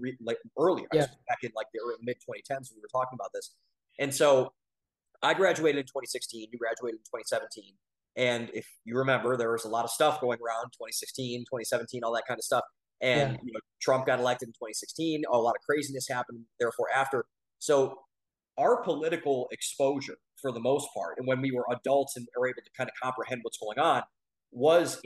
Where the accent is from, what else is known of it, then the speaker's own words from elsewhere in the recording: Ohio, United States; we come from Ohio, we come from the Midwest